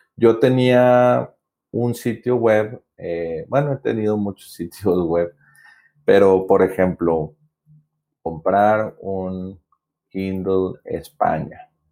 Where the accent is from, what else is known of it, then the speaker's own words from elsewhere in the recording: Monterrey, Nuevo León, Mexico; yo soy de Monterrey, Nuevo León, México